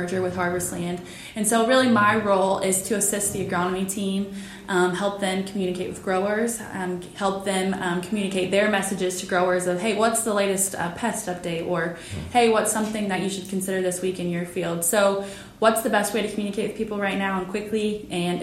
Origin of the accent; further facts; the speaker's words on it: Indiana, United States; I grew up in Richville, Indiana, so just between West Lafayette, where we are today, and Kokomo